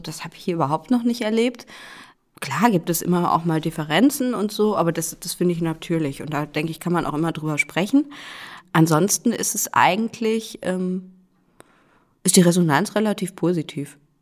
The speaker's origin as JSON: {"language": "German", "town": "Cologne", "region": "North Rhine-Westphalia", "country": "Germany", "tie": "born or raised there", "also_born_or_lived": "Rostock / Kiel", "moved": "as an adult", "lives_now": "Rhön, Germany", "said": "geboren bin ich in Köln, also eigentlich eine Großstadtpflanze ursprünglich."}